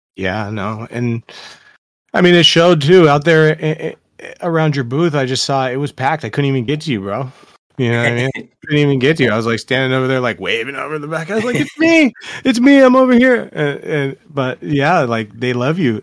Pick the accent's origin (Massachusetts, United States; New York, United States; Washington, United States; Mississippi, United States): Washington, United States; Seattle; I'm from Seattle